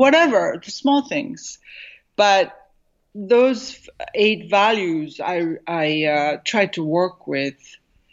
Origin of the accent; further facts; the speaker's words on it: Tokyo, Japan; also born or lived in New York City, United States; now in Southern California, United States; growing up in Japan